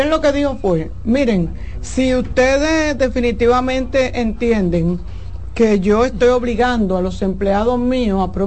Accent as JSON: {"language": "Spanish", "country": "Dominican Republic", "said": "de la región este, de donde yo soy, de por ahí, de la zona oriental, que se llama Junco."}